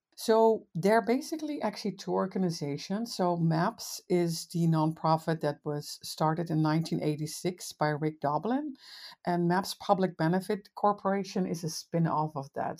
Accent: Netherlands; moved away as an adult; now in United States; I'm from the Netherlands originally. I've been in the States for twenty

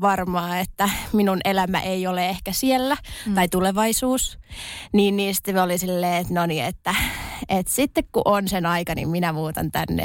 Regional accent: Tornio, Lapland, Finland; accent: Tornio Valley dialect; moved away as an adult; also born or lived in Levi; now in Helsinki, Finland; tosiaan Torniosta kotoisin

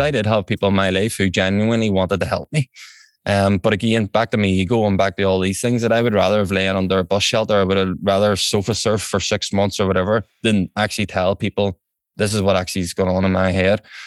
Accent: Belfast, Northern Ireland, United Kingdom; also born or lived in England; I'm from West Belfast here in County Antrim

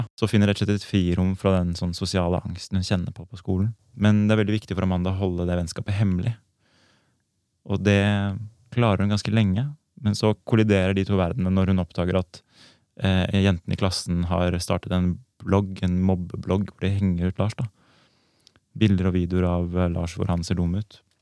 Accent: Oslo, Norway; also born or lived in Copenhagen; Jeg er også født i 88, også fra Oslo

